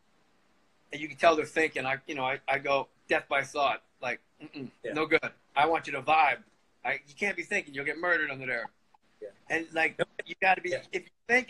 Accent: Verona, New Jersey, United States; I'm from Verona

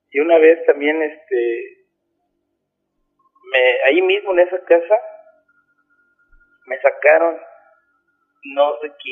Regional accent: Huamantla, Tlaxcala, Mexico; moved away as an adult; now in Cancún, Mexico; Allá en Guamantla, yo soy de Guamantla, Tlaxcala.

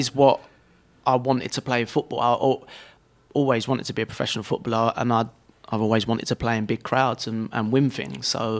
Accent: England, United Kingdom; And obviously being English, I wanted to play as high as I could in England.

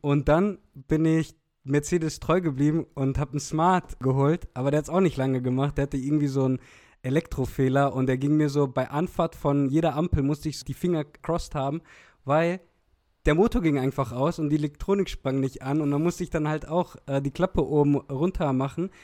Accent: Olpe, North Rhine-Westphalia, Germany; ich komme eigentlich aus Olpe

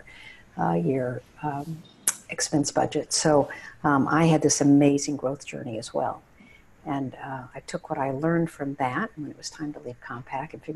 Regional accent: Odessa, Texas, United States; moved away as an adult; I went to the high school that was featured in Friday Night Lights. So I grew up in the West Texas desert

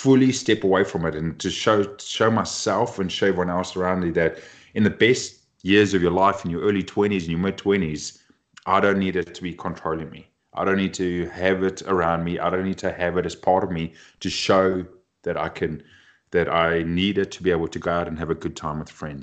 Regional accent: Cape Town, Western Cape, South Africa; moved away; I grew up back in Cape Town, South Africa, doing my studies

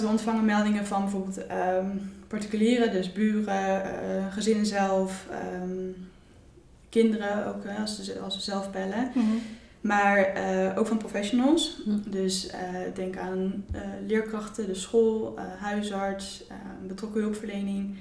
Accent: Utrecht, Netherlands; ik kom ook uit Utrecht.

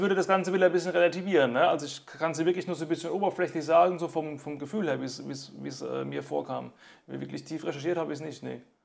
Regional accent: Germany; bei uns in Deutschland

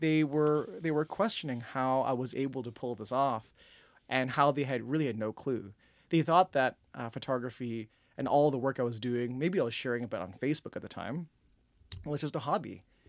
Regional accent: Toronto, Ontario, Canada; also born or lived in Scarborough; born and raised in Toronto

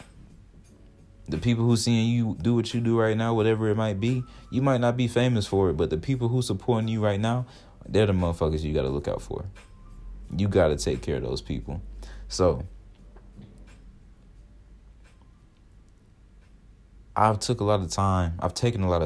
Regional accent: Georgia, United States; moved away as an adult; now in Ohio, United States; I'm from the South, so I love Georgia more. That's where I'm really from.

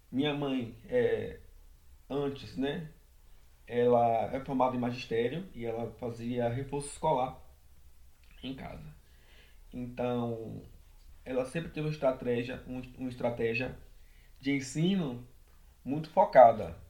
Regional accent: São Félix, Bahia, Brazil; moved away as an adult; now in Salvador, Brazil; Nasci em São Félix, que é uma cidade do Recôncavo da Bahia, fica ali próxima a Muritiba, Cachoeira. E fui criado é, pela minha mãe, pela minha avó

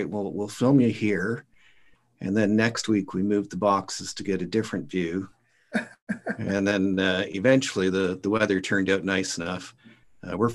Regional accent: St. Thomas, Ontario, Canada; also born or lived in London, Ontario / Ottawa Valley; I grew up in St. Thomas, Ontario, and raised my kids in London

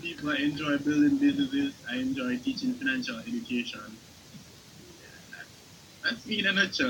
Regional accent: Jamaica; I'm from Jamaica. I'm from Jamaica.

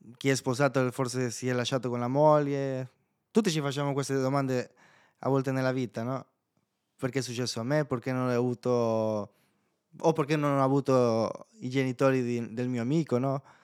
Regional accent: El Salvador; Italian is a second language; moved away as an adult; now in Italy; nel mio paese fino a ventitré anni, eh, ed è un paese molto pericoloso

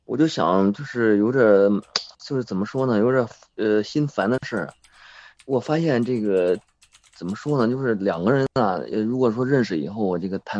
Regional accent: Tianjin, China; now in Beijing, China; 我老家是是是天津的，现在在在北京打工

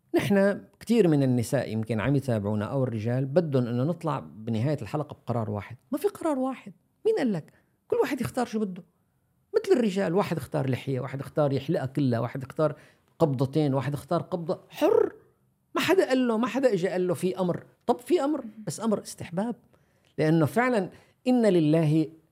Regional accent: Syria; نحن عندنا عندنا في سوريا

